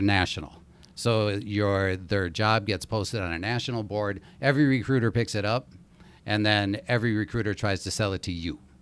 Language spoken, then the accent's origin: English; Minneapolis, Minnesota, United States; I grew up in Minneapolis